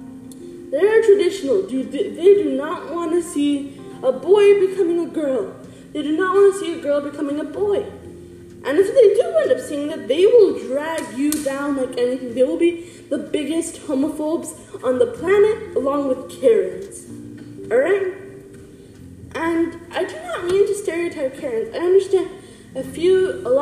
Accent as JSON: {"language": "English", "country": "India", "said": "I'm an Indian"}